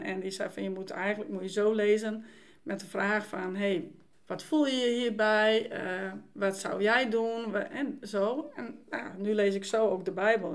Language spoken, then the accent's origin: Dutch; Dokkum, Friesland, Netherlands; moved away; ik ben vrijgemaakt opgevoed in Dokkum